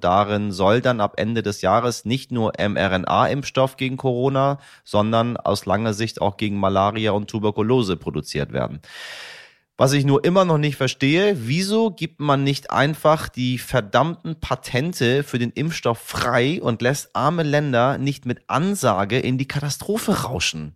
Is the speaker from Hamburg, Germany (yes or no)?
yes; Hamburg, Germany; In meiner Heimatstadt Hamburg